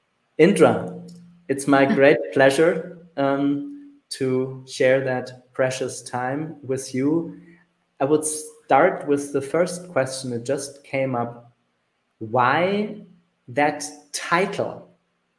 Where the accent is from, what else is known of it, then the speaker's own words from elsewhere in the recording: Germany; my home country, which is Germany